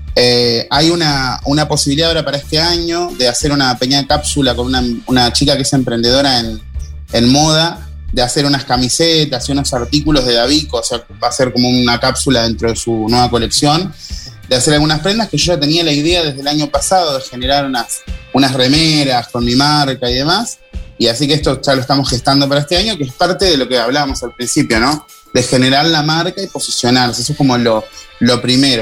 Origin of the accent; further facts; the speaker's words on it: Rosario, Santa Fe, Argentina; now in Montevideo, Uruguay; yo estoy en Montevideo y, y sigo siendo rosarino